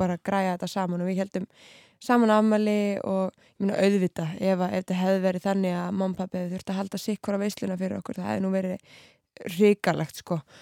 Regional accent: Keflavík, Southern Peninsula, Iceland; moved away as an adult; now in Reykjavík, Iceland; ég er uppalinn allavega í Keflavík mm. og bjóð þar eiginlega allt mitt líf.

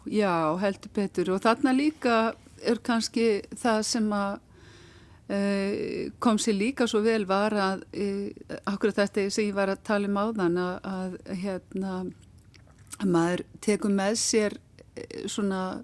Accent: Akranes, Western Region, Iceland; ég er frá Akræðinsi

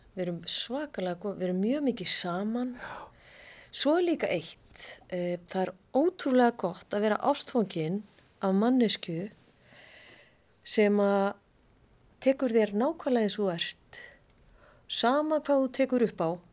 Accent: Reykjavík, Capital Region, Iceland; Ég var bara upp í Árbæ þegar ég var úlingur

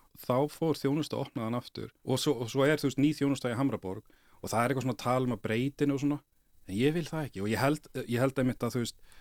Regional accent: Kópavogur, Capital Region, Iceland; ég ólst upp í Kópavægi

